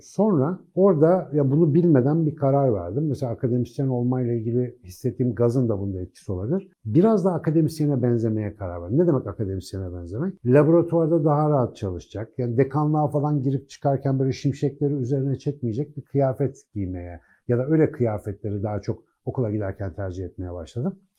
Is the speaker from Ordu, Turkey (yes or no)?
no; Ankara, Turkey; Ben Ankaralıyım